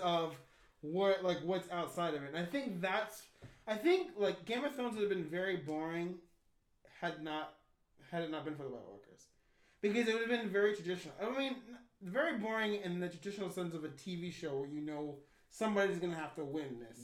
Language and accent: English; United States; I'm an American